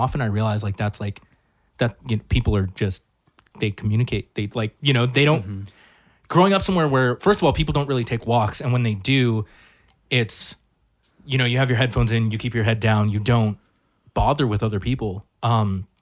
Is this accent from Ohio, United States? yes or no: no; Hacienda Heights, California, United States; I grew up in Hacienda Heights